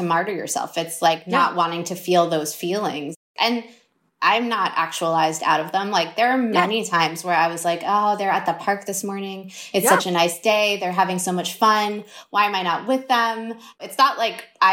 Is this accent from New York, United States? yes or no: yes; New York, United States; growing up in New York, living in New York